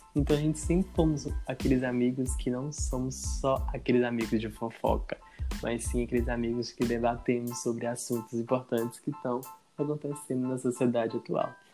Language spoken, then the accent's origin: Portuguese; Governador Valadares, Minas Gerais, Brazil; sou natural de Governador Valadares